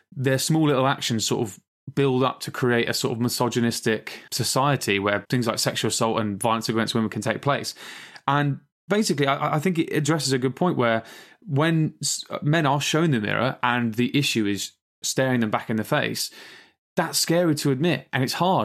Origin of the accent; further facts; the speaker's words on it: England, United Kingdom; two British slash English people